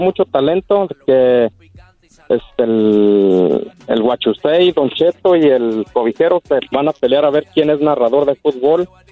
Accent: Puruándiro, Michoacán, Mexico; born or raised there

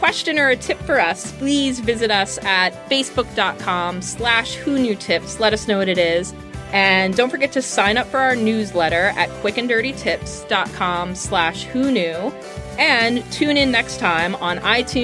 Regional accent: New York City, New York, United States; I'm from Brooklyn.

